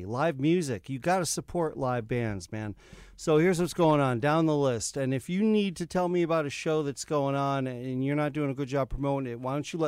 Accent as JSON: {"language": "English", "town": "East Hampton", "region": "Connecticut", "country": "United States", "tie": "born or raised there", "said": "In my hometown, Dexter's, in East Hampton"}